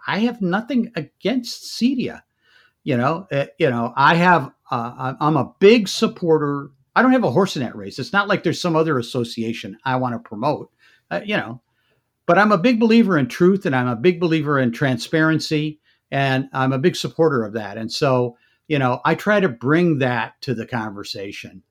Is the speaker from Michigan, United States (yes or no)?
yes; Michigan, United States; moved away as an adult; also born or lived in New Jersey; I grew up in Michigan